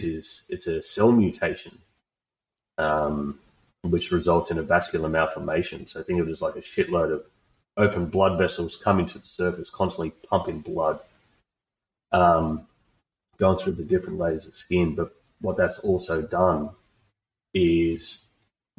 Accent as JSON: {"language": "English", "country": "Australia", "said": "I'm just an Aussie bloke"}